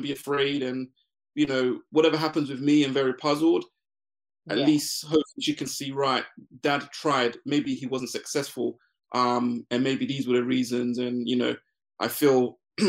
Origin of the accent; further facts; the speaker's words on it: London, United Kingdom; also born or lived in Ghana; I moved to the UK to join my mum.